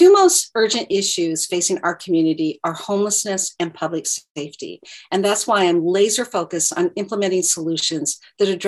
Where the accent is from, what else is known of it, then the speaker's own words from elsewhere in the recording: Gresham, Oregon, United States; I grew up in the Rockwood neighborhood of Gresham